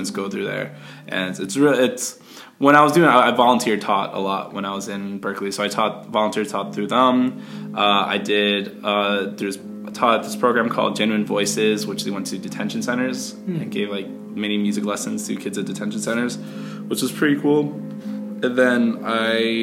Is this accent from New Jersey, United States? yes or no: yes; New Jersey, United States; moved away as an adult; also born or lived in Boston; I grew up in Jersey